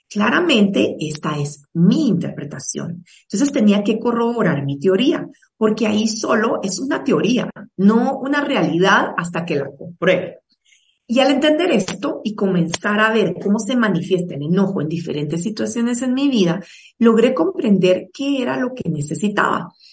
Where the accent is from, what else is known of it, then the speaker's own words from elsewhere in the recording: Guatemala; soy guatemalteca